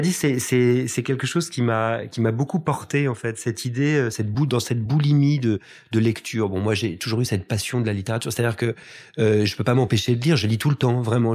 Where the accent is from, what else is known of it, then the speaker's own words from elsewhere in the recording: La Celle-Saint-Cloud, Île-de-France, France; also born or lived in Paris / Wimbledon, London; je suis né à Paris, mais j'ai grandi en banlieue parisienne, en banlieue ouest, dans une famille extrêmement bourgeoise, à la Selle-Saint-Cloud